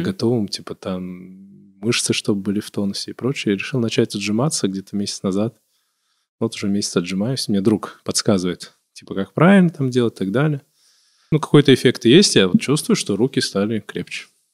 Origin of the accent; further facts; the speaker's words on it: Kabardino-Balkaria, Russia; now in Moscow, Russia; я все-таки себя идентифицирую как кабардинец